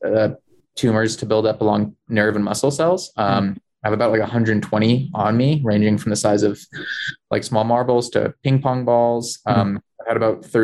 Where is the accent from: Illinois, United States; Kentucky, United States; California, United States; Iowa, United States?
California, United States; moved away; also born or lived in Wasatch / Colorado; I grew up in Tahoe.